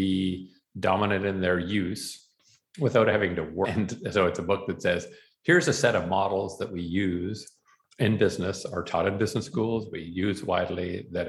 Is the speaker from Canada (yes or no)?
yes; Canada; also born or lived in Boston, Massachusetts; my home country, yours as well, Canada